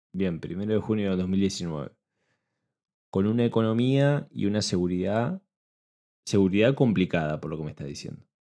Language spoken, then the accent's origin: Spanish; Argentina; yo lo veo como argentino